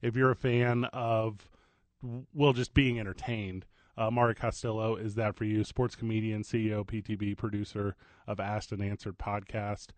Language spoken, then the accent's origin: English; Midwest, United States; now in New Mexico, United States; I'm from the Midwest